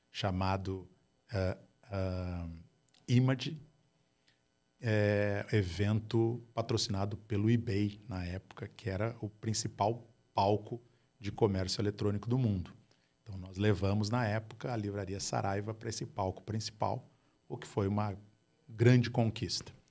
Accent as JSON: {"language": "Portuguese", "area": "Gaúcho", "region": "Rio Grande do Sul", "country": "Brazil", "said": "Eu sou gaúcho do lado vermelho"}